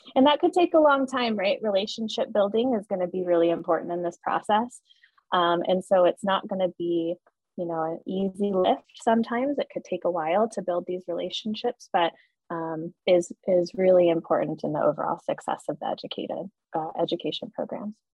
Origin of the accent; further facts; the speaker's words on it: Colorado, United States; moved away; I'm originally coming from Colorado